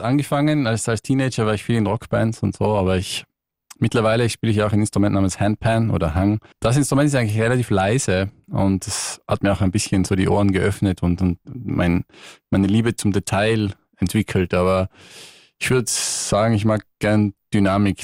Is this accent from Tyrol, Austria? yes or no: yes; Tyrol, Austria; moved away as an adult; now in London, United Kingdom; komme ursprünglich aus Tirol